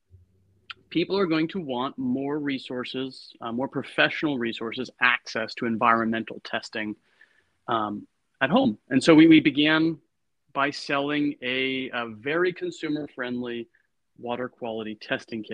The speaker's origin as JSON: {"language": "English", "region": "Connecticut", "country": "United States", "tie": "born or raised there", "also_born_or_lived": "Boston, Massachusetts", "moved": "as an adult", "lives_now": "Berkeley, United States", "said": "I grew up in Connecticut and went to Boston University"}